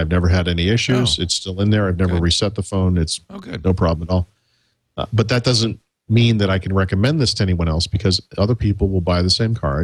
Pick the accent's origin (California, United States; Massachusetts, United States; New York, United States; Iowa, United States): Massachusetts, United States; Dedham; moved away; I grew up in Dedham specifically